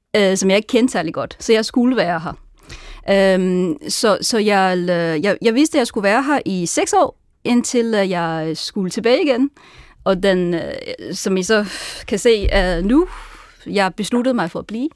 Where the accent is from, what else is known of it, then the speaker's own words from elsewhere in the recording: Sichuan, China; Danish is a second language; moved away as an adult; also born or lived in Tianjin, China; now in Copenhagen, Denmark; jeg kommer oprindeligt fra Sichuan-provinsen.